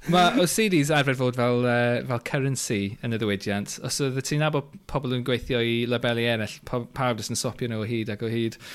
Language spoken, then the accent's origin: Welsh; Flintshire, Wales, United Kingdom; now in London, United Kingdom; Dwi'n dod yn reiddiol o Sir y Flint